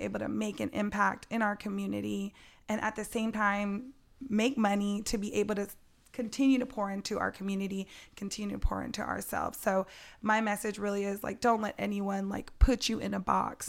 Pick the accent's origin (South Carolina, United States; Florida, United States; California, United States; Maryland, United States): California, United States; San Jose; growing up in San Jose, there's three percent black people here